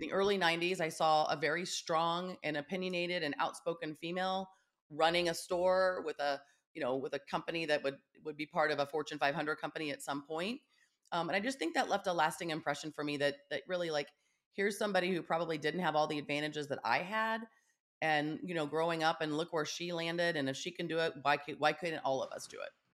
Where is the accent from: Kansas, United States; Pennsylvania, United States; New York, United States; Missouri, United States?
Kansas, United States; also born or lived in Russell, Kansas / Topeka, Kansas; I grew up in Kansas